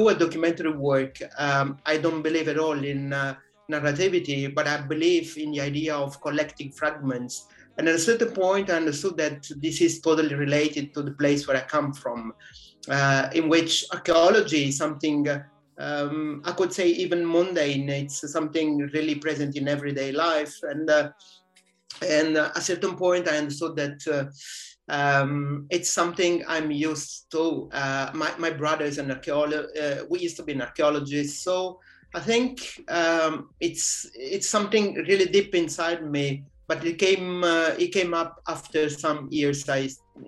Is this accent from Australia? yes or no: no; Ottaviano, Campania, Italy; English is a second language; now in Paris, France; I'm from Naples. Actually, not from the city center, but from the Vesuvian area, which is a little bit different.